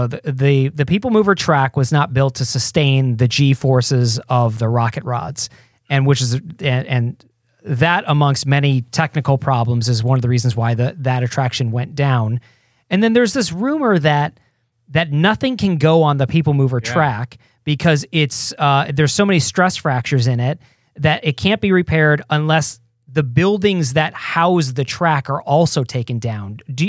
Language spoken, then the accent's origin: English; Detroit, Michigan, United States; My dad flew me out from Detroit, because we're from Detroit